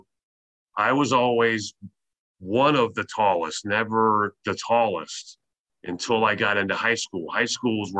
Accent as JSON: {"language": "English", "town": "Merritt Island", "region": "Florida", "country": "United States", "tie": "born or raised there", "said": "I was born in Florida, raised in Florida, went to school in Florida, and it was in a small town called Merritt Island"}